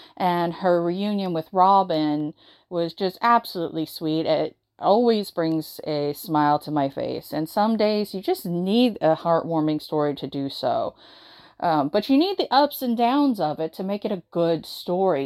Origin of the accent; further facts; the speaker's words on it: the South, United States; growing up in the South, in the United States